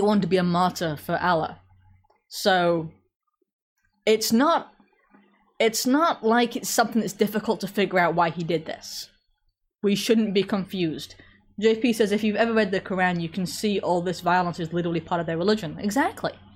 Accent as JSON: {"language": "English", "region": "England", "country": "United Kingdom", "accent": "British", "said": "I'm English, so I genetically more or less can't do French."}